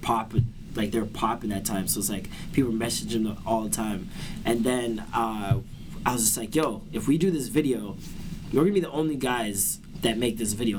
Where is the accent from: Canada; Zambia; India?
Canada; Toronto, Ontario; I was born in uh, like Vaughan Road area. Okay, yeah. I moved a lot. We moved from there, moved to Albion Road